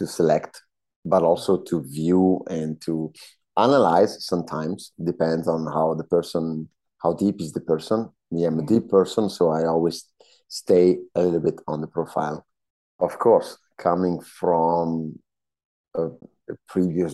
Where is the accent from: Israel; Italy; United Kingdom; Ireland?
Italy; a small town in the Northern Alps; moved away as an adult; also born or lived in British Columbia, Canada; now in Montreal, Canada; From the Northern Alps, from a small town in the Northern Alps in Italy